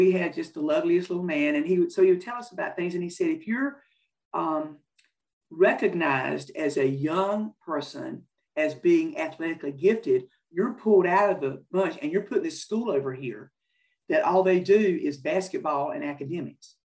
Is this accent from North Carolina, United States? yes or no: yes; North Carolina, United States; I'm from North Carolina. I've been playing in North Carolina. That's all that I knew.